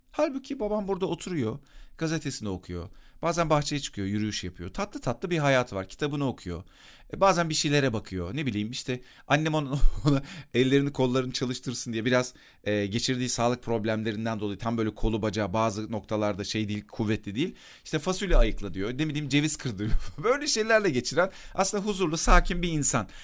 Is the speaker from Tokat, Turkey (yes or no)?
no; Akyazı, Sakarya, Turkey; küçükken benim bulunduğum mahallede Akyazı'da